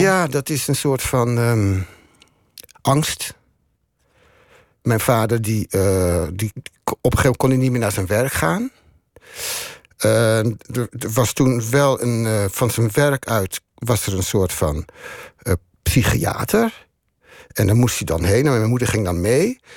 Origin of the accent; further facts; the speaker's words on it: Amsterdam, North Holland, Netherlands; moved away as an adult; now in Neerkant, Netherlands; wij komen uit Amsterdam.